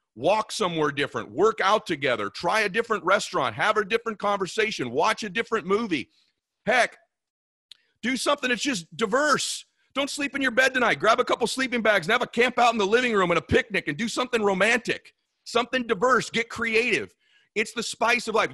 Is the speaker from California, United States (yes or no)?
yes; California, United States; I was from California